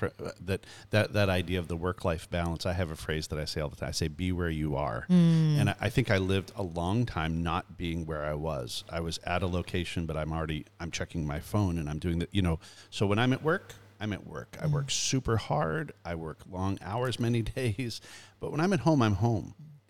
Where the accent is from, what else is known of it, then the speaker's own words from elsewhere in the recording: Canada; moved away as an adult; now in United States; I immigrated here in 88 from Canada. So we're two immigrants, you know, here.